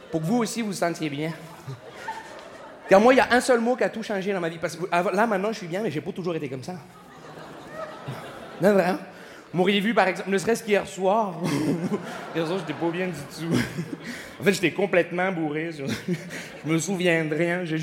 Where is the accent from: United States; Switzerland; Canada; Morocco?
Canada; Montreal, Quebec; bonsoir, je me présente … je viens de Montréal.